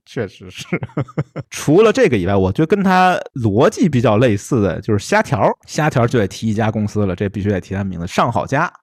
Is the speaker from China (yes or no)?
yes; Beijing, China; 用我们北京土话说吧